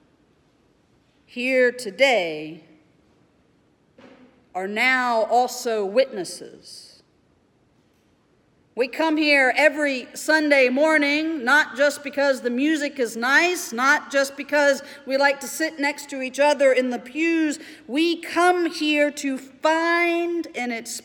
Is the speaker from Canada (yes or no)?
no; Mobile, Alabama, United States; growing up in Mobile, Alabama